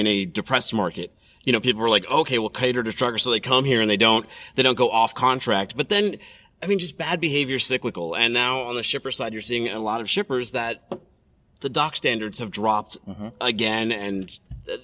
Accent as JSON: {"language": "English", "town": "Boston", "region": "Massachusetts", "country": "United States", "said": "I'm from Boston"}